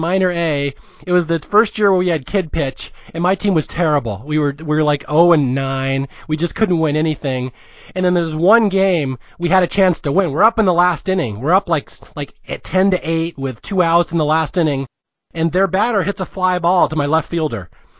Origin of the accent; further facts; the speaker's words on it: Seattle, Washington, United States; I am from Seattle. I grew up in the kingdom